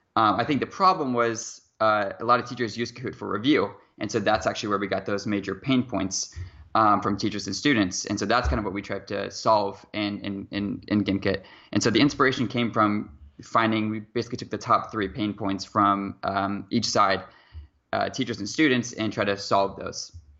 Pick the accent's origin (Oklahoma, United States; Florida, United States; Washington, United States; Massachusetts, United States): Washington, United States; near Seattle; I'm from Seattle, Washington, or at least a small town about twenty-five minutes away from Seattle, Washington.